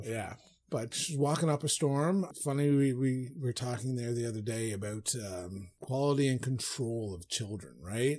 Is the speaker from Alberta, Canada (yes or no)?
no; Newfoundland and Labrador, Canada; when I grew up in Foundland and we owned the hardware store